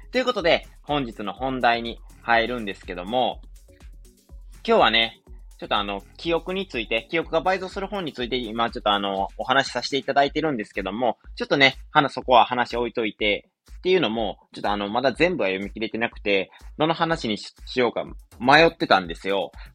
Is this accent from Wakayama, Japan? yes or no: yes; Wakayama, Japan; moved away; 地元の和歌山なんですけども